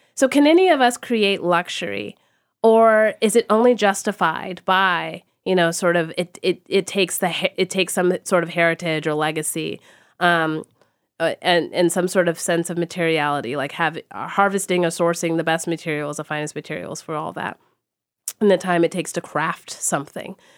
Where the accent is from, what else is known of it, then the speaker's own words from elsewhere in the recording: Texas, United States; I grew up in Texas